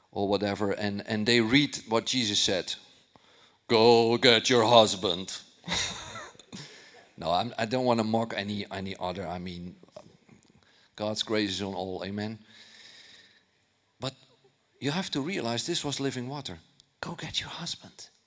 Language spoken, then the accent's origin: English; Netherlands; you know, I'm from Holland. I, I, I, I, didn't grow up in church.